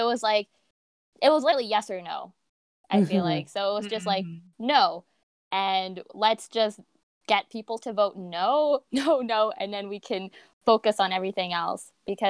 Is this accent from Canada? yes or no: yes; Canada; I was born in Canada.